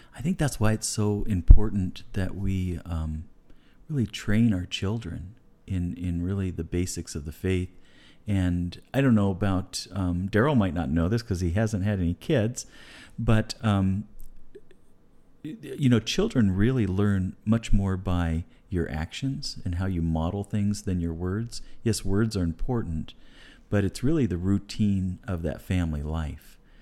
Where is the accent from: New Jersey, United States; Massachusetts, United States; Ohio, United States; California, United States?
California, United States; moved away as an adult; also born or lived in Guatemala; now in Caldwell, United States; we're from California originally. My wife and I lived in Guatemala for a while as full-time missionaries, and we decided to land in Caldwell, Idaho